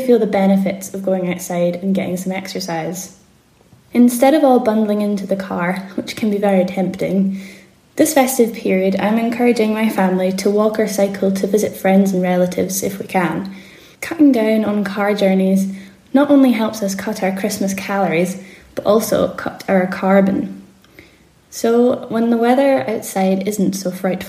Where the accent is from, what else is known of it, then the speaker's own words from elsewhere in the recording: the Borders, Scotland, United Kingdom; moved away; Back home in the Borders